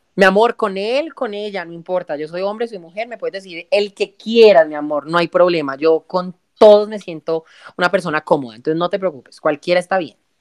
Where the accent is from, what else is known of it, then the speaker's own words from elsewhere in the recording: El Cerrito, Valle del Cauca, Colombia; moved away as an adult; estoy recién desempacada de Cerrito, mi pueblo natal, Cerrito Presente, Cerrito Valle